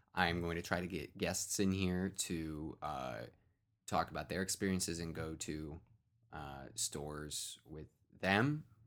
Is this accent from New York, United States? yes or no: no; Cleveland, Ohio, United States; I grew up in the, the east, far-flung eastern suburbs of, of Cleveland